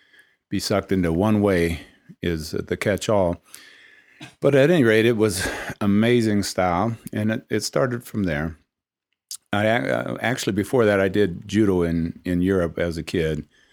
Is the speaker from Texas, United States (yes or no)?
no; Oakland, California, United States; also born or lived in Salinas / Richmond; I grew up in Oakland, Salinas, Richmond. My father was in the military, and you know, those were some pretty rough places.